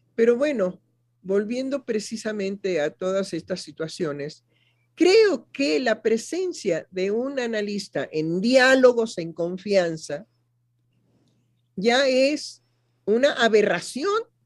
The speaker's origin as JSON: {"language": "Spanish", "country": "Mexico"}